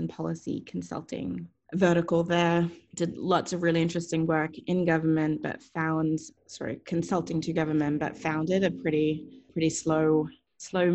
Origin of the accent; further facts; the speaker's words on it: Australia; also born or lived in Asia Pacific region; I was born and raised in Australia, very proud Aussie, and feel very, very fortunate to be sort of raised there.